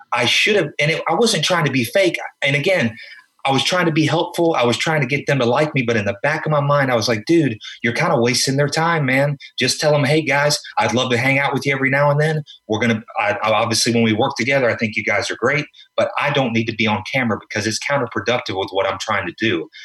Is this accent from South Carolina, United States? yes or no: yes; South Carolina, United States; moved away as an adult; also born or lived in Florida / New York; now in Los Angeles, United States; I'm from South Carolina.